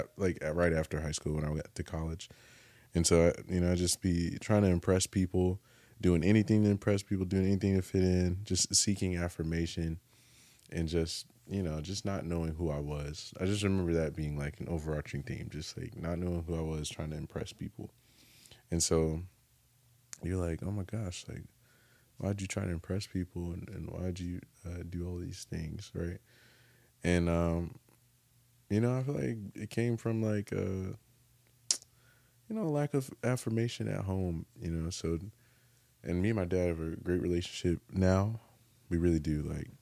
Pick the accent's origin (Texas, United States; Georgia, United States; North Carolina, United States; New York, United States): North Carolina, United States; also born or lived in California / Japan; I was born in California. Okay. Grew up in North Carolina, but was born in California.